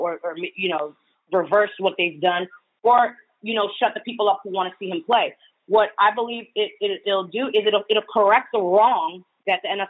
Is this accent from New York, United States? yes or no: yes; New York, United States; I'm a New Yorker